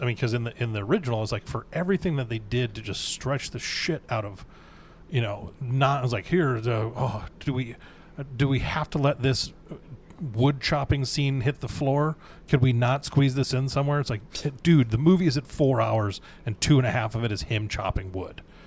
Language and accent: English; Wisconsin, United States; moved away; also born or lived in Minnesota; growing up in Wisconsin, they lived about two hours away from us, and then when we moved to Minnesota